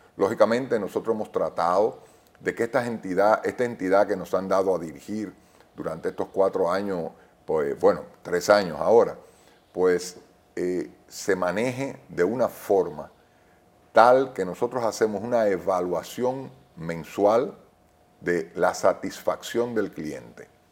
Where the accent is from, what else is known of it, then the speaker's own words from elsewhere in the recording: Dominican Republic; yo no quiero eso para mis hijos, yo quiero que ellos sigan siendo dominicanos